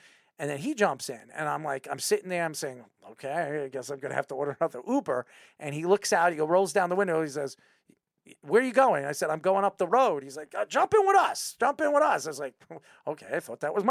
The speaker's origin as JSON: {"language": "English", "area": "Long Island", "region": "New York", "country": "United States", "said": "I'm from Long Island."}